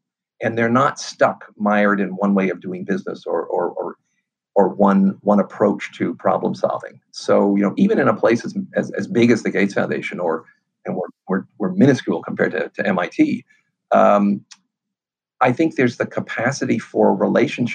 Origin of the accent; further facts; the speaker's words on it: New York City, New York, United States; I grew up on the Lower East Side of Manhattan when it was a dump.